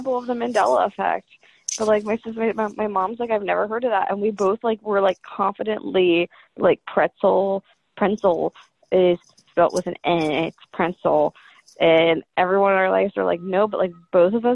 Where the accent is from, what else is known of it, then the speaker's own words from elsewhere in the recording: Appalachia, United States; I'm Appalachian